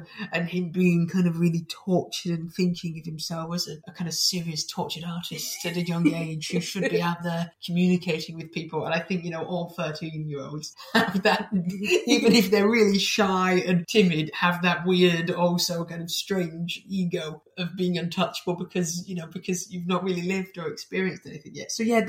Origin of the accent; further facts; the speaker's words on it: Manchester, North West England, United Kingdom; I'm from Manchester, I don't really sound like it anymore